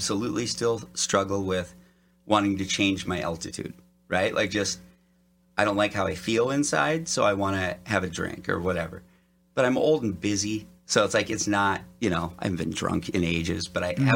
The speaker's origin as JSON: {"language": "English", "town": "Detroit Lakes", "region": "Minnesota", "country": "United States", "tie": "born or raised there", "moved": "yes", "lives_now": "Los Angeles, United States", "said": "I grew up in northern Minnesota, Detroit Lakes"}